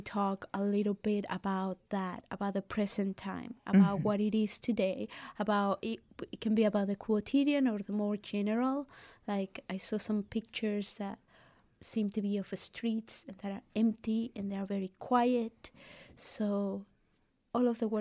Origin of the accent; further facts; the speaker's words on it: Venezuela; moved away; I come from Venezuela